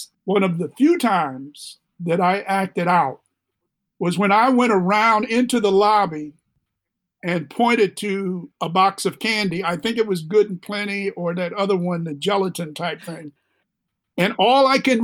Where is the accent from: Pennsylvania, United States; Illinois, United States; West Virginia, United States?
Illinois, United States; Chicago; also born or lived in Jackson, Mississippi / Crystal Springs, Mississippi / Liberia; We moved from there in 1944 to the south side of Chicago